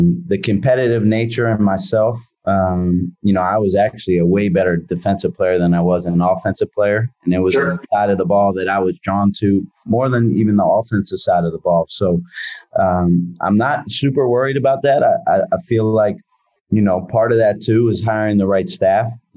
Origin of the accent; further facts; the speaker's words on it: Philadelphia, Pennsylvania, United States; moved away as an adult; now in San Francisco, United States; growing up in Philadelphia, I appreciate and love everything about being in a metropolitan area